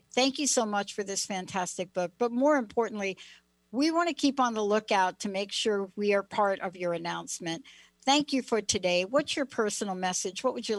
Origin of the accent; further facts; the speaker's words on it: New York, United States; I am from New York